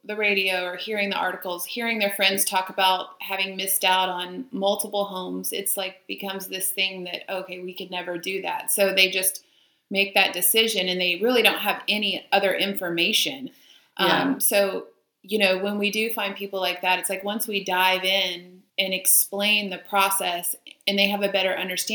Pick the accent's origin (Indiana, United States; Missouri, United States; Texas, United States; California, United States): Texas, United States; Houston; now in Austin, United States; I come from Houston, and you had to drive 45 minutes to get to somewhere